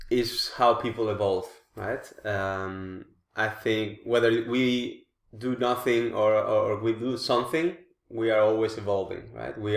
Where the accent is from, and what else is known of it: Spain; moved away as an adult; now in The Hague, Netherlands